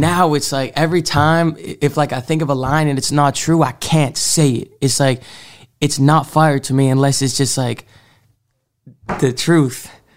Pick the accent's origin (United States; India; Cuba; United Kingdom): United States; Marblehead, Massachusetts; also born or lived in Salem, Massachusetts; I'm originally from Salem, Massachusetts, um, but I spent, like, the m, majority of, like, my forming years in this, like, small town Marblehead.